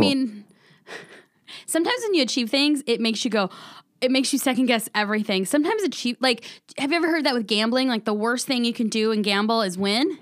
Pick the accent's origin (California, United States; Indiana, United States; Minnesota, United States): California, United States; San Diego; now in Phoenix, United States; I'm originally from San Diego, California